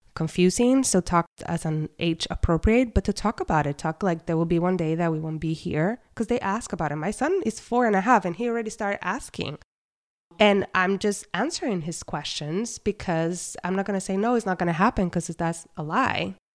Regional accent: Puerto Rico; I was born and raised in Puerto Rico

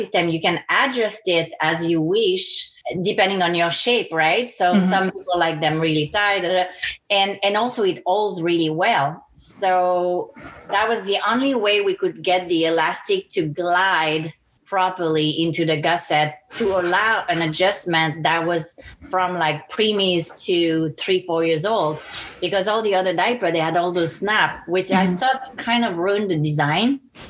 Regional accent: French Caribbean, France; So I grew up on a boat with my parents. So I was kind of like a pirate. We started in France and I grew up in the Blue Lagoons of the French Caribbean.

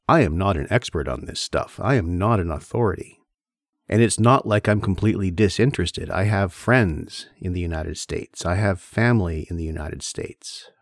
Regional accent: Canada; I am Canadian

